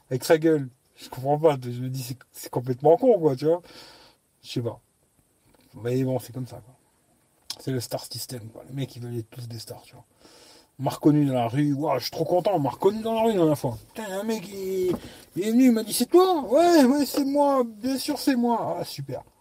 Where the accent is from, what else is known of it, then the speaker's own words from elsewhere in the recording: Lyon, Auvergne-Rhône-Alpes, France; born there; Pourtant, je suis né à Lyon. Maintenant, je suis dans un village tranquille, pas de bouchons.